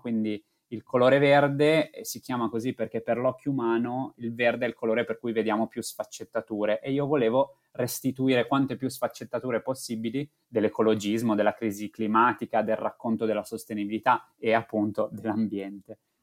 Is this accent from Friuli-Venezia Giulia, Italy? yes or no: yes; Friuli-Venezia Giulia, Italy; da buon friulano